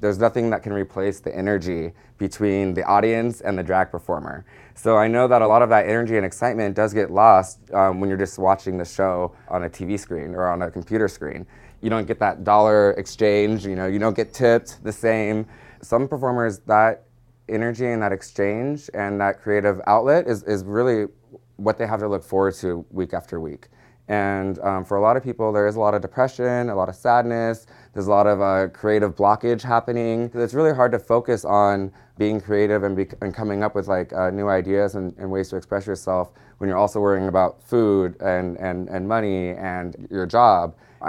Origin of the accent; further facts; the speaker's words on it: San Diego, California, United States; I was raised in San Diego.